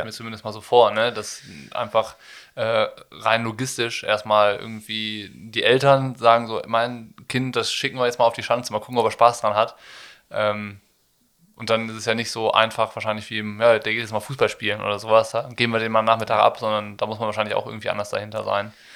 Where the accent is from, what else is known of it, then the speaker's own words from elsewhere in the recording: Rhineland, Germany; ich komme aus dem Rheinland